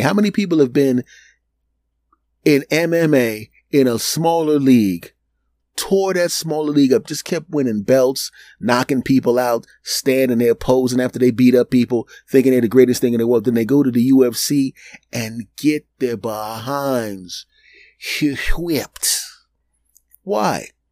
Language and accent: English; Philadelphia, Pennsylvania, United States; moved away; also born or lived in New York; my hometown of Philadelphia